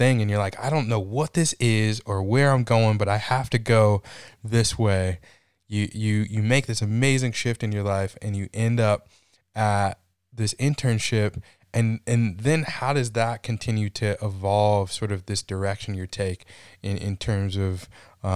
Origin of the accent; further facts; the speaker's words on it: Michigan, United States; also born or lived in Chicago; I grew up in the Midwest. I grew up in Michigan, lived in Chicago for years